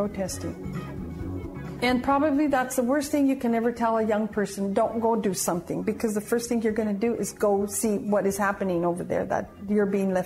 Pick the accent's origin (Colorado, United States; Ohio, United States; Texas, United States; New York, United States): Colorado, United States; San Luis Valley; I was from the San Luis Valley, so I was appointed to go and recruit from high schools in the San Luis Valley